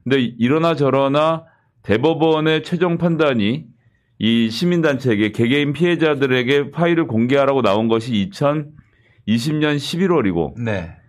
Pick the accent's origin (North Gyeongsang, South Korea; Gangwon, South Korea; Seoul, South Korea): Seoul, South Korea; 저는 사실 서울에서 태어나서 서울에 계속 살았고